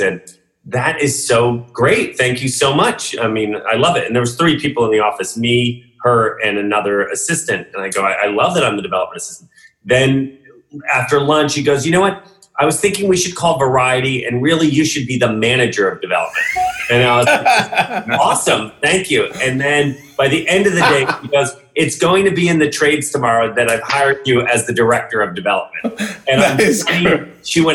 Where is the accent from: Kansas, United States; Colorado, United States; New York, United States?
New York, United States; New York City; growing up in New York City